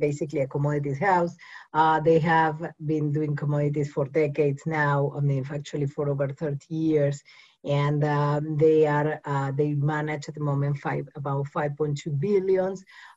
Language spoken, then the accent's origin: English; Uruguay; English is a second language; also born or lived in Mumbai, India; I'm originally from South America, Uruguay.